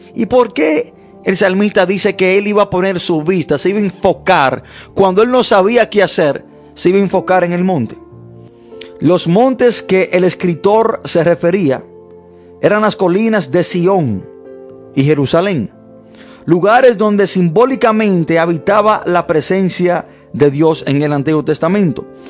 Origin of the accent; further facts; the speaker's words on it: United States; desde niño creciendo me enseñaron en los Estados Unidos